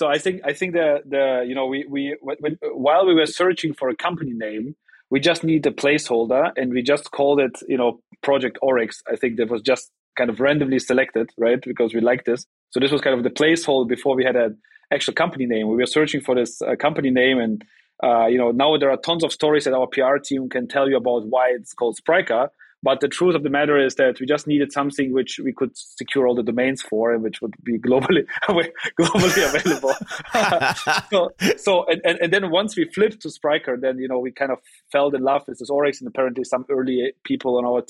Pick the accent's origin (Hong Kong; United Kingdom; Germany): Germany; also born or lived in Russia; I was born in Russia. I came to Germany when I was 4.